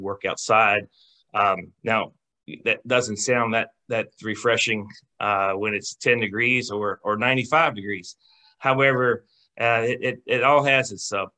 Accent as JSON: {"language": "English", "town": "Ripon", "region": "West Virginia", "country": "United States", "tie": "born or raised there", "said": "I grew up in Jefferson County, born and raised on a farm on the southern part of the county in the what I call what I refer to as the Ripon District, Ripon area."}